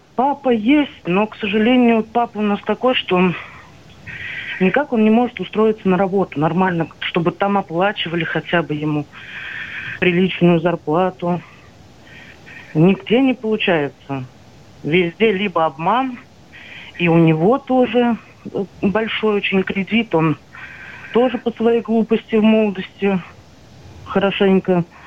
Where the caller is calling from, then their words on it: Saratov, Saratov Oblast, Russia; Я вам звоню из Саратова